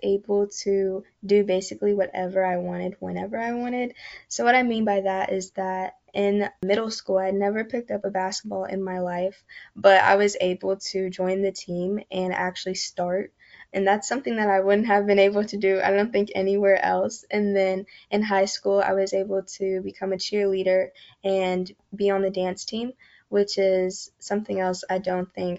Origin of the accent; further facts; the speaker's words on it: Louisville, Kentucky, United States; I grew up in the East End of Louisville, and I currently still reside there